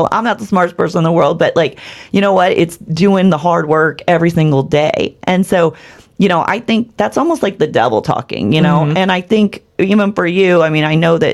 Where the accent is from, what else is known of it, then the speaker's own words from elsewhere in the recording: Bethalto, Illinois, United States; I'm from Bethalto and I'm proud of being from Bethalto in a small town